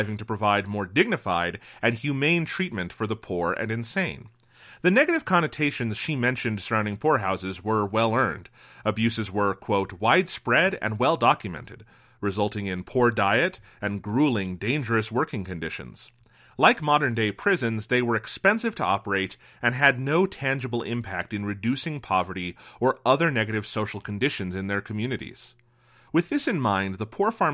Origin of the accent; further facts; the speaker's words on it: Midwest, United States; growing up in the Midwest